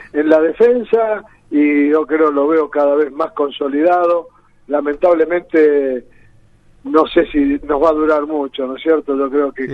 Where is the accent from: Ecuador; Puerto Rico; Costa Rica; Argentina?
Argentina; Las Parejas, Santa Fe; de pibe en mi pueblo, las parejas allá